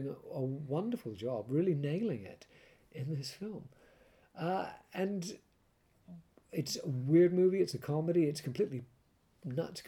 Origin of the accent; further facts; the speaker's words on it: Canada; I grew up with it in Canada